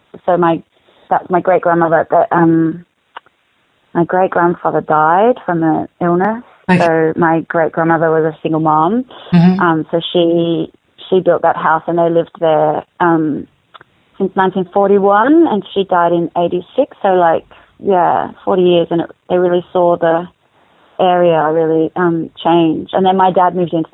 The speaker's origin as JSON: {"language": "English", "town": "Melbourne", "region": "Victoria", "country": "Australia", "tie": "born or raised there", "said": "I grew up in Box Hill, which is a suburb of Melbourne."}